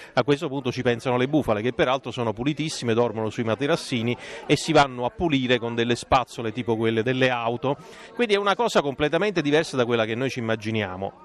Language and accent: Italian; Campania, Italy; la mia regione che è la Campania